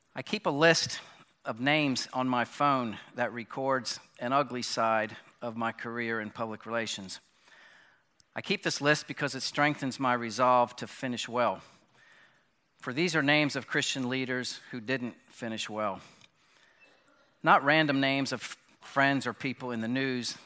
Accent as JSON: {"language": "English", "town": "Bryn Mawr", "region": "Pennsylvania", "country": "United States", "tie": "born or raised there", "moved": "yes", "said": "I was born in Bryn Mawr Hospital, about thirty miles from here, and grew up, um, in this area."}